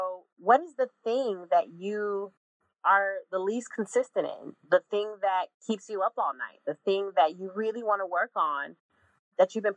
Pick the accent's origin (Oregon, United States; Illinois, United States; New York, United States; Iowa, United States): Illinois, United States; moved away as an adult; also born or lived in Jacksonville, Florida; now in Atlanta, United States; I'm from Illinois